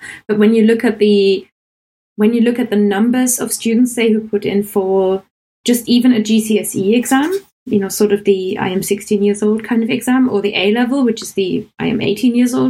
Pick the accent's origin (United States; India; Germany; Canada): Germany; English is a second language; now in United Kingdom; growing up in Germany is very different to living in England.